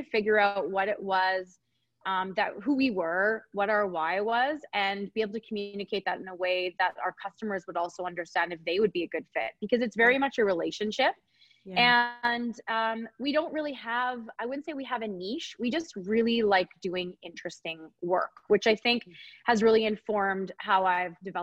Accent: Edmonton, Alberta, Canada; now in Calgary, Canada; I was raised in Edmonton

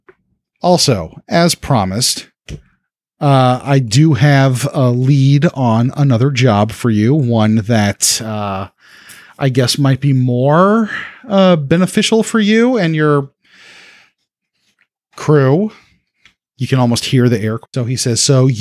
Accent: New Orleans, Louisiana, United States; I'm from New Orleans, where the strip clubs are extra depressing

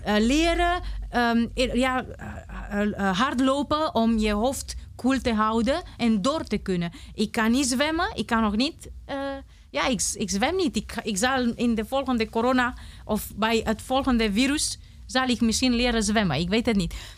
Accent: Romania; first language Romanian; Dutch is a second language; moved away as an adult; now in Netherlands; Ik kan niet met mijn kind naar Roemenië gaan, want ik ben zonder ouders opgegroeid

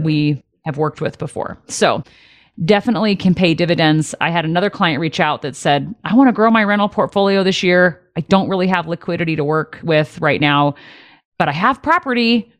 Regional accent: Detroit, Michigan, United States; moved away; I did graduate high school in Detroit

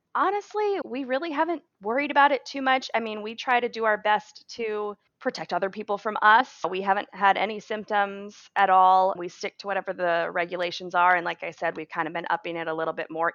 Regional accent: Maine, United States; moved away; That's my home state. That's where I grew up

